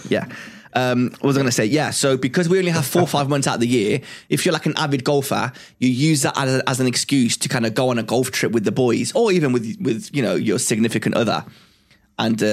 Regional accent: Cyprus; now in England; I originally come from a very hot country. It's a very holiday type of country from Cyprus.

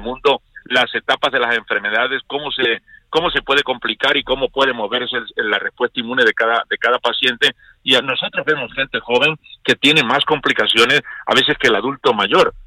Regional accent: Mexico; nosotros somos México

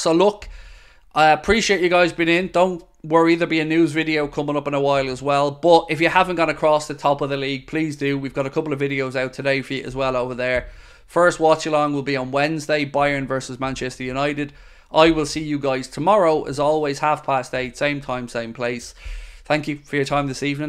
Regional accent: Ireland; I'm Irish

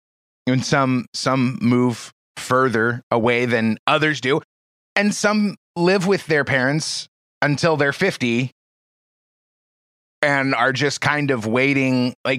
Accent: Portland, Oregon, United States; I grew up in the Portland area, and it's the same story, you know, all along the coast in the Northwest U.S.

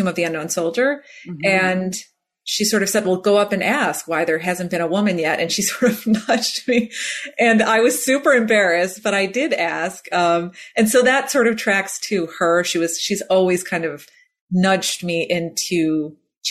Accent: Illinois, United States; also born or lived in Chicago; I grew up in Illinois

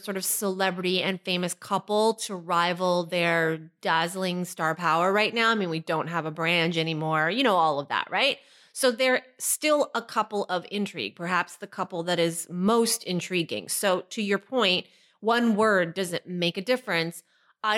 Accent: Canada; we're Canadian and love Canada, obviously. We live here

